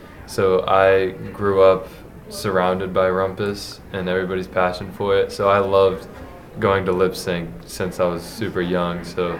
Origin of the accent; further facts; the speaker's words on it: Rome, Georgia, United States; I'm from Rome, I guess, and I've been here 10 years